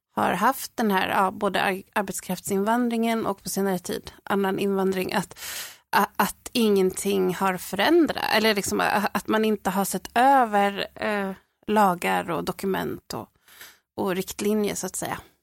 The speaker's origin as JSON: {"language": "Swedish", "country": "Sweden", "tie": "born or raised there", "said": "jag är ju född och uppväxt i Sverige"}